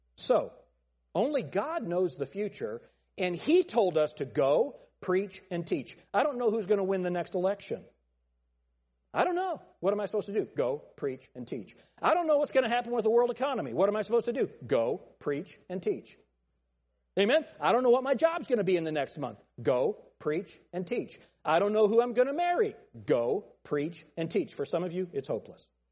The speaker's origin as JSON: {"language": "English", "country": "United States", "said": "I'm American"}